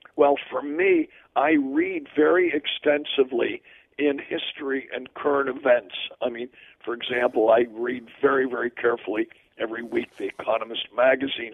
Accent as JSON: {"language": "English", "country": "United States", "said": "I'm a very patriotic, loyal American."}